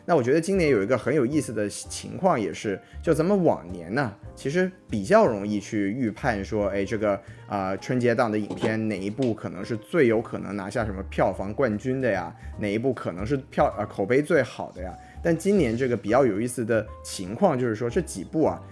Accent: China; 咱们是中国人好吗

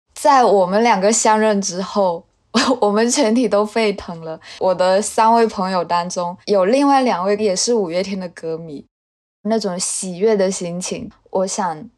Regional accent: Fuzhou, Fujian, China; moved away as an adult; now in Taipei, Taiwan; 我来自福建福州，我现在在台北读研

